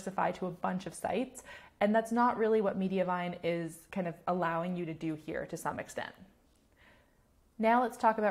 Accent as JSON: {"language": "English", "country": "Canada", "said": "I'm Canadian"}